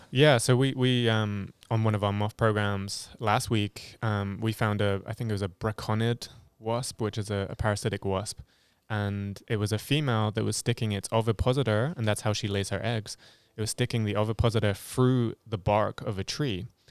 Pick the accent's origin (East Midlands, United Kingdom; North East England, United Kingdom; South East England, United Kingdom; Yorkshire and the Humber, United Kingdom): South East England, United Kingdom; Hampshire; moved away as an adult; now in Ohio, United States; I am from England, specifically Hampshire in England, in, on the south coast, and I've lived in Ohio for nearly four years